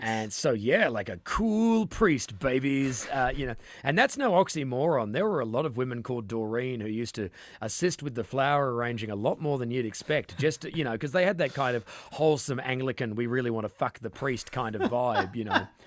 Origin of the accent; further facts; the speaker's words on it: Western Australia, Australia; we're from Western Australia